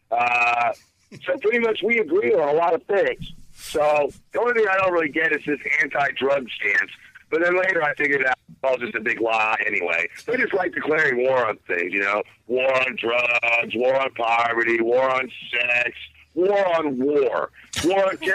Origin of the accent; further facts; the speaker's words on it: Virginia, United States; now in New York, United States; Uh, actually, I'm from Virginia, but I live in New York.